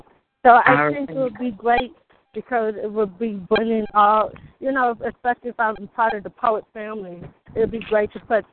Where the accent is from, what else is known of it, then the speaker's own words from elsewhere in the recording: Oakland, California, United States; How you doing? I'm from Oakland, California.